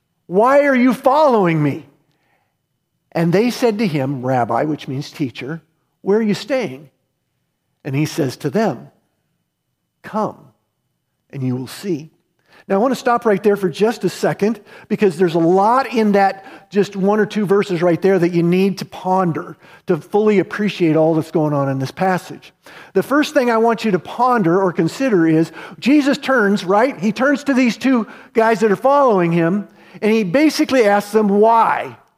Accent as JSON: {"language": "English", "country": "United States", "said": "I was American, I was Christian."}